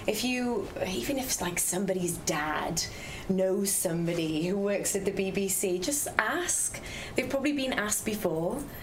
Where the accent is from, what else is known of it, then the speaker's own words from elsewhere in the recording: Wales, United Kingdom; we're all Welsh